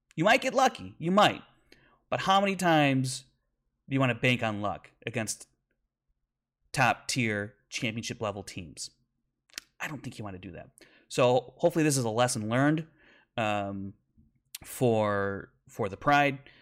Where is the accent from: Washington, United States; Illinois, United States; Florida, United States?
Illinois, United States; Chicago; my hometown of Chicago.